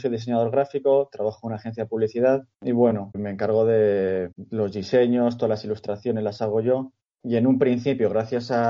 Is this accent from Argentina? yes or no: no; Madrid, Community of Madrid, Spain; Mi relación previa con el fútbol, bueno, yo soy de Madrid y yo era socio y abonado de, uno de los dos grandes, vamos a dejarlo ahí.